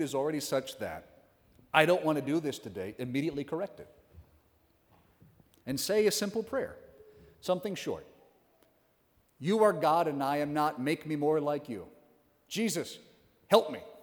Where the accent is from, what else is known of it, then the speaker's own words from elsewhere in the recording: Western Oklahoma, United States; I'm from Western Oklahoma. There's one parish in the county, so we had a hike to get there.